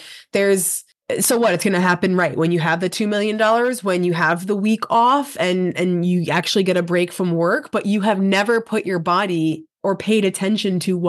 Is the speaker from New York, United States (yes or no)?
yes; New York, United States; I am being from New York, very fast person